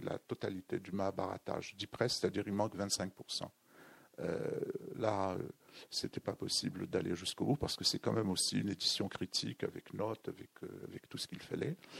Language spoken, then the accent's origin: French; Béchar, Béchar Province, Algeria; moved away; mon enfance au Sahara